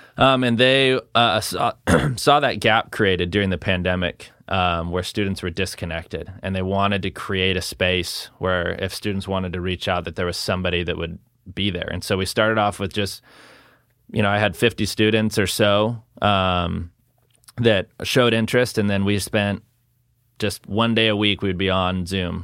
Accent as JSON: {"language": "English", "town": "Salem", "region": "Oregon", "country": "United States", "tie": "born or raised there", "said": "grew up here in, uh, South Salem, just off of Kubler, so not, not too far from Sprague."}